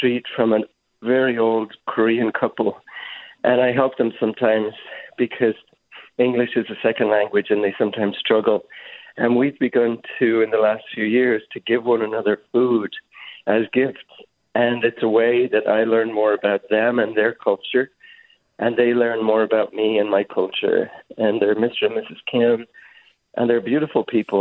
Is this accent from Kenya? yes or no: no; Ireland; moved away as an adult; now in San Francisco, United States; I'm an Irish immigrant and I'm a gay man, and I came here 30 years ago to escape the way I was being treated in Ireland at that time